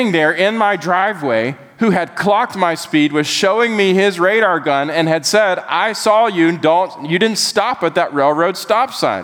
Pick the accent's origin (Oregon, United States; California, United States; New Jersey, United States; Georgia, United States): Georgia, United States; Bolingbroke; 16 years old and I lived in a small little suburb of Macon. If Macon were a big enough city, this would be a suburb. It was called Bolingbrook, Georgia. Georgia being my home state.